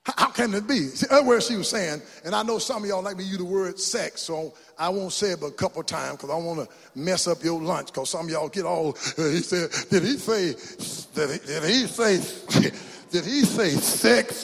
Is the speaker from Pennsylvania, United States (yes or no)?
no; Mount Enterprise, Texas, United States; where you from? Mount Enterprise